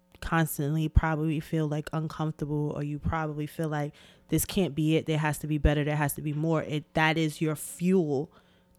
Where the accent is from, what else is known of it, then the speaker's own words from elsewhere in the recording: New York City, New York, United States; as a kid, I grew up on Clifton between Bedford and Nostrand.